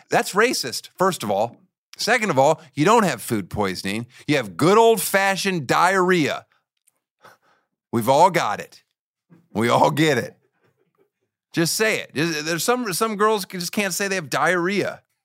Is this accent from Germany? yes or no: yes; Boppard, Rhineland-Palatinate, Germany; moved away; I was born in Germany